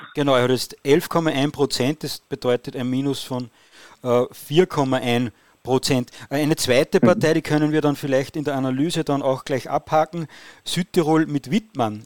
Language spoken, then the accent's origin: German; Austria; als Österreicher